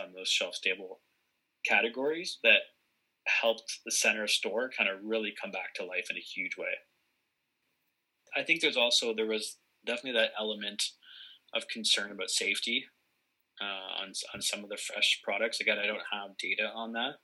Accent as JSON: {"language": "English", "town": "Barrie", "region": "Ontario", "country": "Canada", "tie": "born or raised there", "said": "my hometown of Barrie, Ontario"}